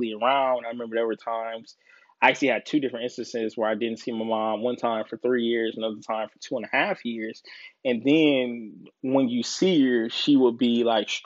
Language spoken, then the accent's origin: English; Decatur, Georgia, United States; now in Columbus, United States; I'm originally from ATL, I'm originally from Decatur